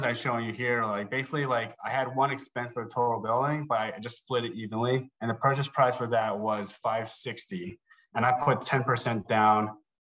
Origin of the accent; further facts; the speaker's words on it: New Jersey, United States; moved away as an adult; also born or lived in Chicago; I'm originally from New Jersey